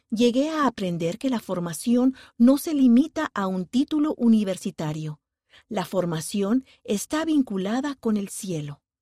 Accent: Honduras; Nací y me crié en Honduras, un país lleno de oportunidades, pero con un estilo de vida desafiante.

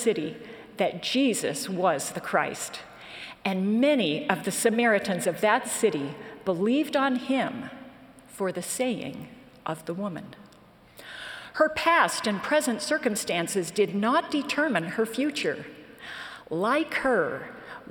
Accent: Western New York, United States; I grew up in Western New York and attended a small branch of the church about 20 miles from our home

